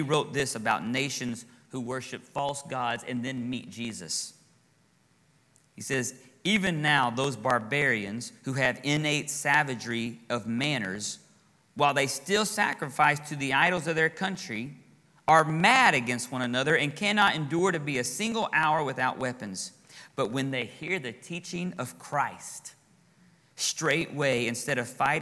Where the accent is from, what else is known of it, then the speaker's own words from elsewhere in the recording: Texas, United States; moved away as an adult; now in Florida, United States; I'm from Texas